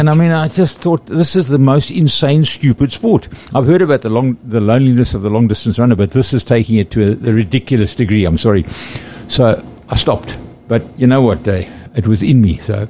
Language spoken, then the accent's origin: English; Durban, KwaZulu-Natal, South Africa; moved away as an adult; also born or lived in Johannesburg; I was born and bred in Durban North, and then I went to Johannesburg for 37 years.